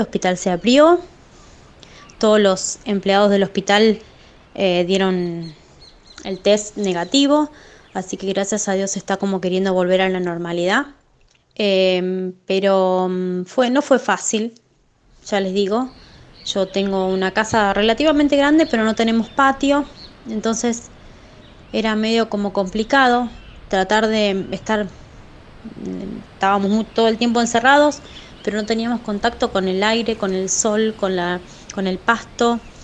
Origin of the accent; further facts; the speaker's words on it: Chivilcoy, Buenos Aires Province, Argentina; pertenecemos a Chivilcoy, somos de Chivilcoy.